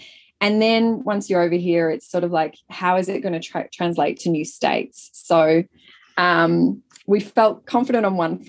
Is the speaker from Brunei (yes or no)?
no; Melbourne, Victoria, Australia; So Sarah Blank, my business partner, and I grew up in Australia, in Melbourne, and wearing the brand.